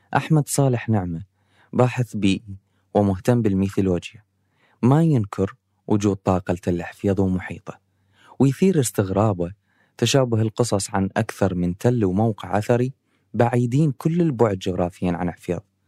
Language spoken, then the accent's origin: Arabic; Amarah, Maysan, Iraq; الأسطورة اللي بمدينتي هي بالحقيقة حفيظ، وهالقصة من العراق، وتحديداً من مدينة العمارة